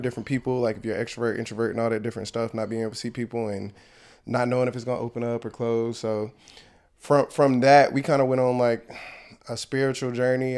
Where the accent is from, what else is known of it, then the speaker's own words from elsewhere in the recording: Ahoskie, North Carolina, United States; also born or lived in California; my mom moved us back to North Carolina, to the small town where our family was. I was raised there